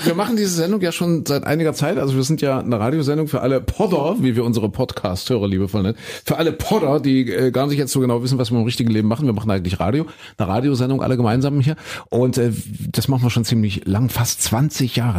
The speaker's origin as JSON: {"language": "German", "region": "East Germany", "country": "Germany", "tie": "born or raised there", "said": "ich bin ja ein Kind der DDR"}